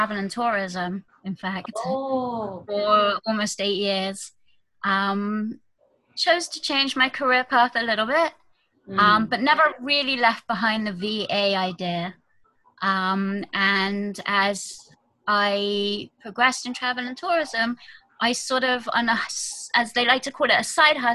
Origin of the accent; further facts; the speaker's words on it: United Kingdom; moved away as an adult; now in Jerusalem, Israel; I am from the UK originally, as you can tell from my accent.